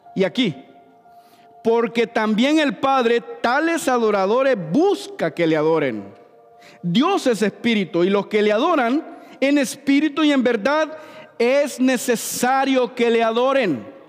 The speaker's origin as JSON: {"language": "Spanish", "country": "Honduras", "moved": "yes", "lives_now": "St. Louis, United States", "said": "yo soy hondureño."}